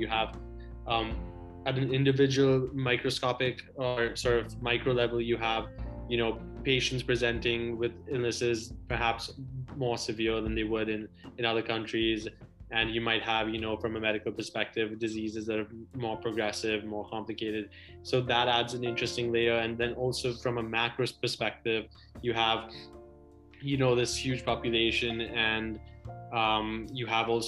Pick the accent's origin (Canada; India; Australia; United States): India; moved away; being Indian ourselves